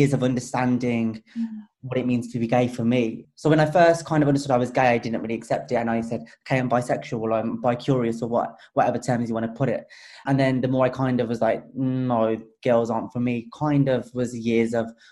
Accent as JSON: {"language": "English", "town": "Wolverhampton", "region": "West Midlands", "country": "United Kingdom", "said": "we're from Wolverhampton, a smaller city"}